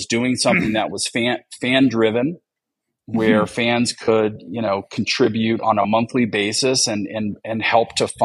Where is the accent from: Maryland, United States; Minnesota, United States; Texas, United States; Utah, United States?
Texas, United States; Austin; moved away as an adult; also born or lived in Oregon / London / Dallas; I grew up in Austin, Texas, stone's throw away from the UT campus.